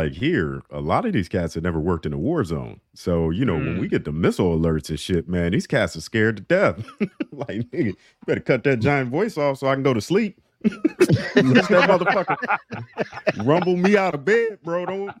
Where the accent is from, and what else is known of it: Youngstown, Ohio, United States